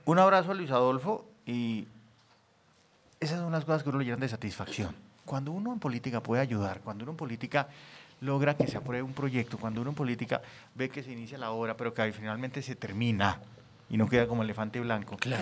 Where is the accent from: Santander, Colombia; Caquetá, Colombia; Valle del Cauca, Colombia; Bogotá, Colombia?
Santander, Colombia; moved away; also born or lived in Bogotá; Yo soy santanderiano